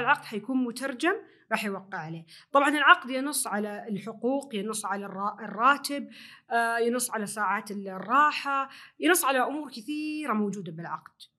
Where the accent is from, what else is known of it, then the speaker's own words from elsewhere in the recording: Saudi Arabia; الاداب والتقاليد الموجوده عندنا في السعوديه